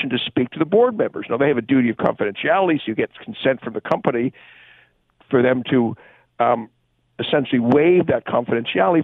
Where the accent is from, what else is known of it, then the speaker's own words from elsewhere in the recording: Hamilton, Ontario, Canada; I'm a Hamilton boy. I grew up in Hamilton, went to Westdale